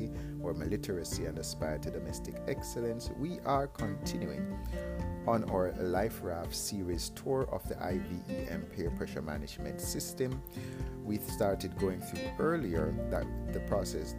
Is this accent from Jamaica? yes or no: yes; Jamaica; I am from Jamaica